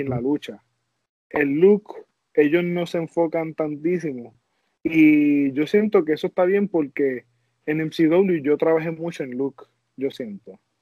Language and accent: Spanish; Puerto Rico; now in United States; yo soy un boricua